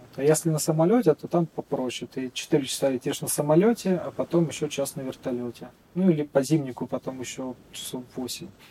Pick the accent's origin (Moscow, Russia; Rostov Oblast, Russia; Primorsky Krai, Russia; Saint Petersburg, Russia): Saint Petersburg, Russia; moved away as an adult; now in Magadan Oblast, Russia; Да, я родился в Петербурге, там же обучался и теперь работаю здесь, в Магаданской области.